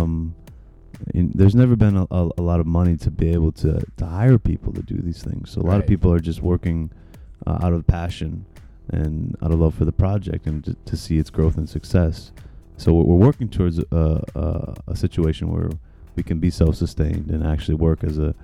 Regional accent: Minneapolis, Minnesota, United States; now in Chicago, United States; Minneapolis, my hometown

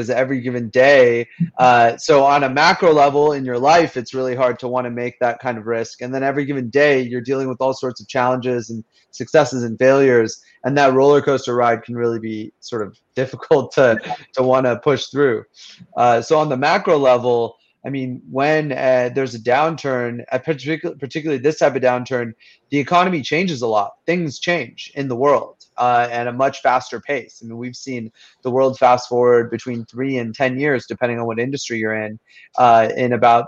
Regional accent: Fremont, California, United States; moved away as an adult; now in Oxford, United Kingdom; I grew up in Fremont

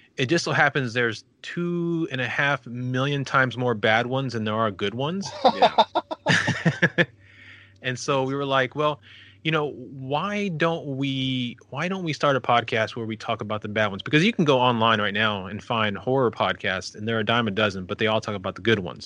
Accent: El Paso, Texas, United States; my hometown of El Paso

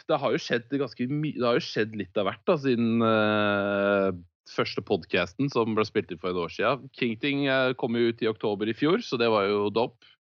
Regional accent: Skien, Telemark, Norway; den hylleste hjembyen min, eh, som jeg bor i Skien.

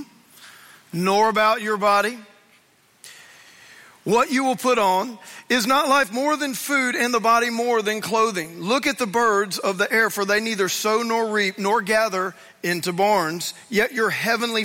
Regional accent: Louisiana, United States; I grew up in Louisiana, and I went to Louisiana State University

